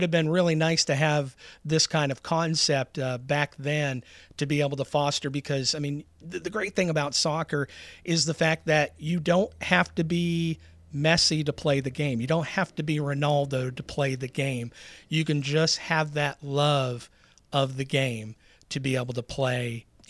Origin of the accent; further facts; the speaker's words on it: New England, United States; moved away; I'm originally from New England, so soccer was a big thing at my high school growing up back in the 70s.